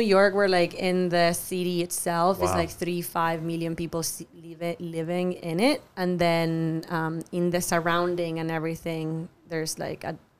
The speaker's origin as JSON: {"language": "English", "region": "Buenos Aires", "country": "Argentina", "tie": "born or raised there", "also_born_or_lived": "Aspen, Colorado", "moved": "as an adult", "lives_now": "Charleston, United States", "said": "I am from Buenos Aires, Argentina. I was born, raised, and colleged, everything. I moved to the U.S. officially when I was 25. I kind of like transitioned into the U.S. when I was 21 while I was in college."}